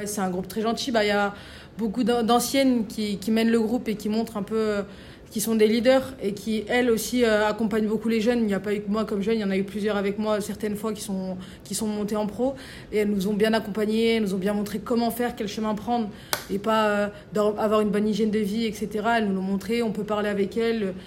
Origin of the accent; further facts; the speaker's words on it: Valence, Auvergne-Rhône-Alpes, France; now in Lyon, France; quand on vient d'une petite ville comme ça, qu'on vient de Valence